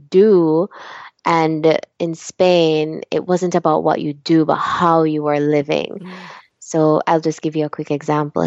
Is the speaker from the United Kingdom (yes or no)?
no; Jamaica; moved away as an adult; also born or lived in Chicago; growing up in Jamaica